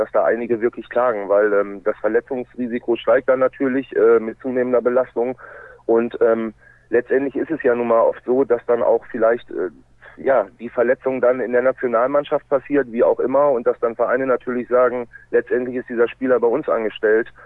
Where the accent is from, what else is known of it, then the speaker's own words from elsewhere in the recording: Lübbecke, North Rhine-Westphalia, Germany; born there; also born or lived in Minden / Bremerhaven; ich bin tatsächlich in Lübbecke äh, zur Welt gekommen, habe dort die ersten vier Lebensjahre dann im Raum Minden gewohnt